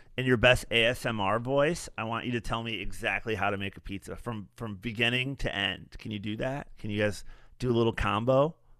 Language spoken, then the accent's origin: English; West Michigan, United States; moved away; When I was a young man growing up in West Michigan